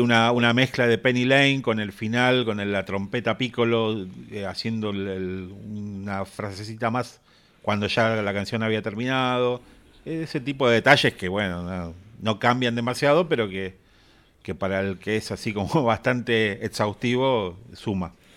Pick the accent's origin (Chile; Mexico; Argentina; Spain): Argentina; que somos argentinos